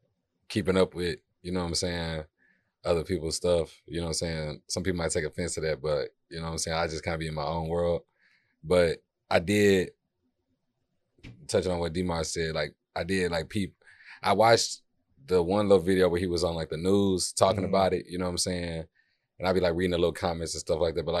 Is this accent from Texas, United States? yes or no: yes; Houston, Texas, United States; I'm from Houston, Texas. I'm just out in D Town right now